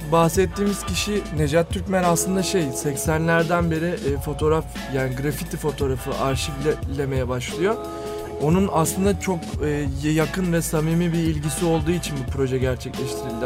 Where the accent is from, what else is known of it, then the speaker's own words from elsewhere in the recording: Fatih, Istanbul, Turkey; Ben de Fatih'te büyüdüm